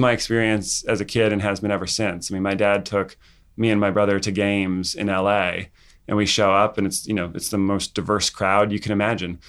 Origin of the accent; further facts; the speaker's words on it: Santa Barbara County, California, United States; from Santa Barbara County